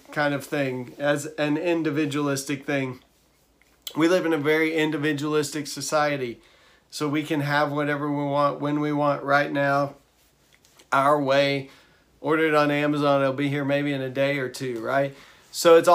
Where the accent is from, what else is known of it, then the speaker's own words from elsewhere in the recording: Texas, United States; I'm from Texas